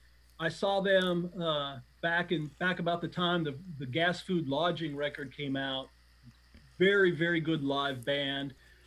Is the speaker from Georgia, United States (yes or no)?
no; Iowa, United States; I grew up in Iowa